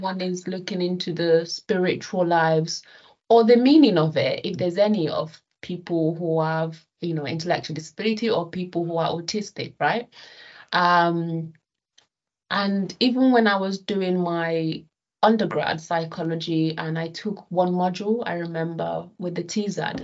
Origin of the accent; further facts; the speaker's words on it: Nigeria; now in United Kingdom; when I was young, right, living in Nigeria, okay, so I'm I'm Nigerian British.